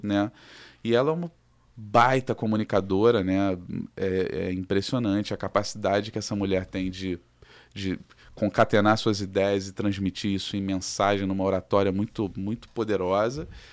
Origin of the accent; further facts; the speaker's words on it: Rio de Janeiro, Brazil; aqui do Rio de Janeiro, somos do Rio.